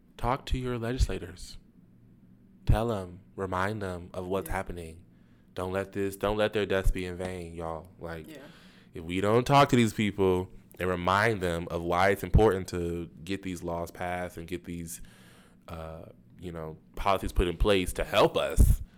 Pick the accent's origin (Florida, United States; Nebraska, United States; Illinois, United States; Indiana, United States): Florida, United States; Jacksonville; my hometown, my community, Jacksonville